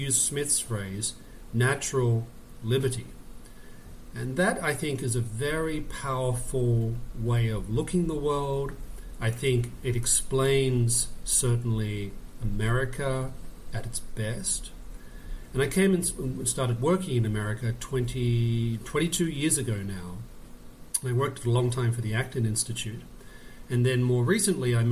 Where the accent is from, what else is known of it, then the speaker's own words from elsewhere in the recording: Australia; moved away as an adult; also born or lived in Oxford; now in United States; I'm actually Australian by birth, and I grew up in Australia.